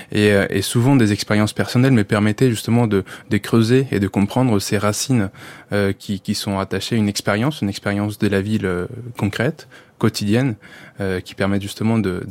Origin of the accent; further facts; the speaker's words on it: Colombia; French is a second language; moved away as an adult; now in France; je suis colombien